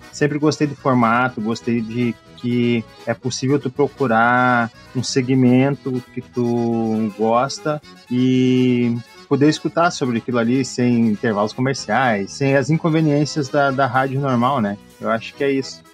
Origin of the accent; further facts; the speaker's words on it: Estância Velha, Rio Grande do Sul, Brazil; eu sou da cidade de Estância Velha